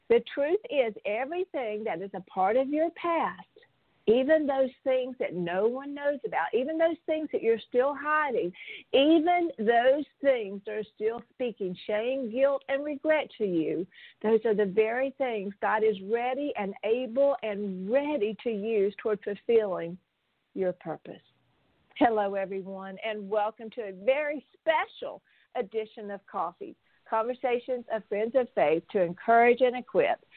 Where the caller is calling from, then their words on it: Phoenix, Maryland, United States; calling from Phoenix, Maryland.